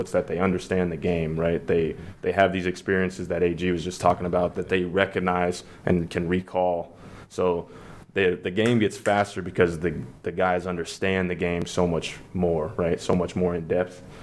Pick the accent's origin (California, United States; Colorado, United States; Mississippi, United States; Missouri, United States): Colorado, United States; Denver; Denver. Um, that's my home. Mm-hmm. That's my hometown.